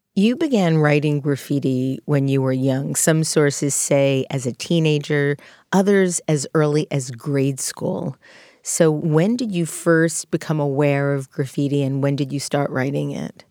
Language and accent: English; Long Island, New York, United States; as I was growing up on Long Island